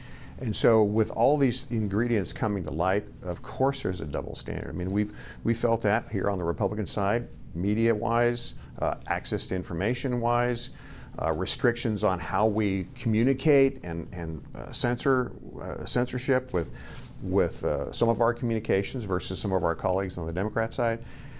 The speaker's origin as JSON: {"language": "English", "region": "Idaho", "country": "United States", "tie": "born or raised there", "said": "You know, it's those things, at least in my home state of Idaho, that I get questioned all the time about."}